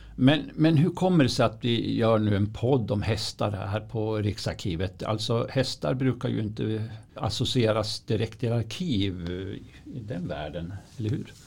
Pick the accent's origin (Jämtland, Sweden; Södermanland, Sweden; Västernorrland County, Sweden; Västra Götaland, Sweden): Jämtland, Sweden; Östersund; jag är ju uppvuxen vid Östersundstravet